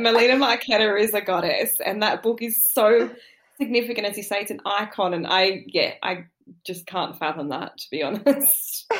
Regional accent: Sydney, New South Wales, Australia; I grew up in Sydney, but I grew up in Southwest Sydney, I grew up in the suburbs

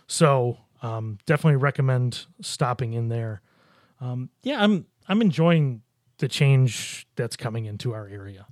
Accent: Buffalo, New York, United States; moved away as an adult; now in Rochester, United States; I grew up in Buffalo

